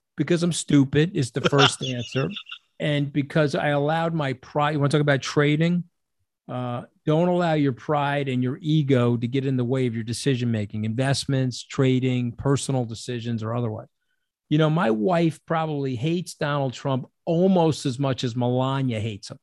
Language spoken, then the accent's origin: English; New York, United States; a New Yorker